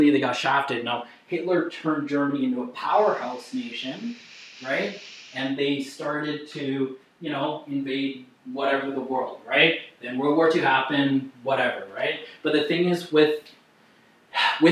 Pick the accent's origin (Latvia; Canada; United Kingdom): Canada; I'm Canadian